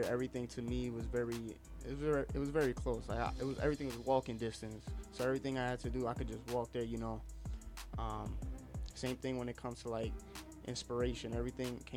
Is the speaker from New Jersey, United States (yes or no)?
yes; Union City, New Jersey, United States; moved away as an adult; now in Yonkers, United States; I grew up in Union City back in Jersey. I was there for like 19 years